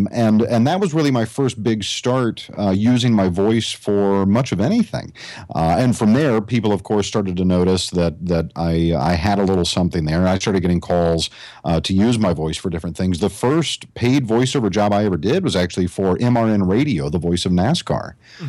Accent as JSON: {"language": "English", "town": "Asheville", "region": "North Carolina", "country": "United States", "tie": "born or raised there", "accent": "Southern accent", "lives_now": "Central Florida, United States", "said": "Originally, I'm from Asheville, North Carolina, up in the mountains, born and raised. But it took me years to train my Southern accent out of me."}